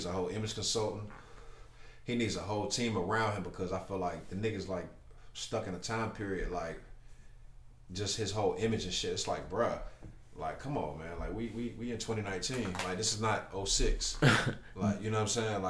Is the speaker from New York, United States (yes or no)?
no; Charlotte, North Carolina, United States; I'm from Charlotte, like, you know what I'm saying? I've been here all my life. I wasn't born here, but I've been here since I was one